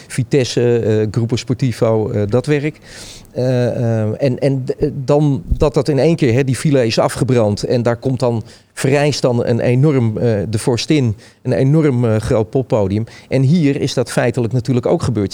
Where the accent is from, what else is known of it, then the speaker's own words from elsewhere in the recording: Hilversum, North Holland, Netherlands; moved away as an adult; also born or lived in Amsterdam / Utrecht; ik kom oorspronkelijk uit Hilversum.